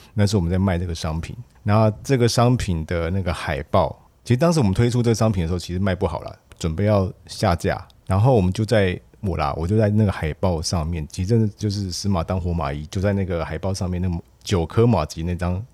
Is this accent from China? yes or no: no; Taiwan; 然后我们台湾基本上在这一部分非常的薄弱